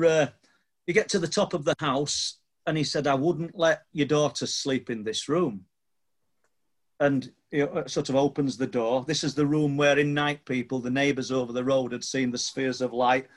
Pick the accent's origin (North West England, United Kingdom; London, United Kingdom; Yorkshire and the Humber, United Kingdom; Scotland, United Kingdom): Yorkshire and the Humber, United Kingdom; Church Street, near Mexborough; I was born on Church Street, literally width of a road